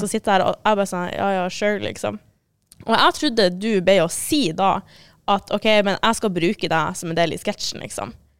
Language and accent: Norwegian; Northern Norway, Norway; jeg var fra eh, Nord-Norge